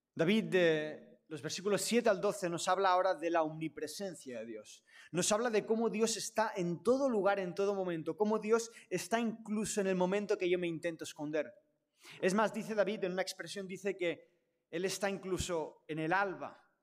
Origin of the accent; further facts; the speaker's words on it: Catalonia, Spain; a mí me ha tocado nacer en una familia catalana y del Barça, ese es mi contexto. Entonces yo soy catalán